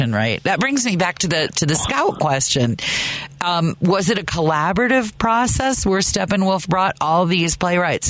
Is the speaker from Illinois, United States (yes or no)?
yes; Chicago, Illinois, United States; as a Chicagoan and theater lover